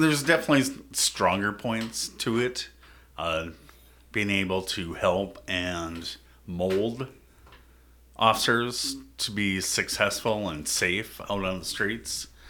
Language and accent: English; Prior Lake, Minnesota, United States; I grew up in Prairie Lake, it's kinda smaller town